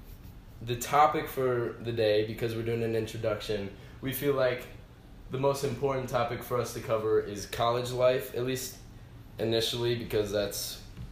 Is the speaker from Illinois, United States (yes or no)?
yes; Geneva, Illinois, United States; moved away as an adult; now in Alabama, United States; originally from Geneva, Illinois